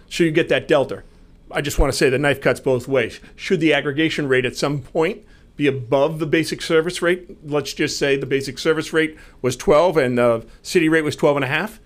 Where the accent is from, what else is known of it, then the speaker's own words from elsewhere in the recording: Marlborough, Massachusetts, United States; I grew up in Marlboro